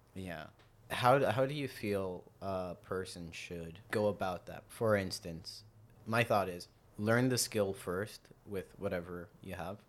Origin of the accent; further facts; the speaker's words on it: South Africa; moved away; I'm from South Africa. I grew up in South Africa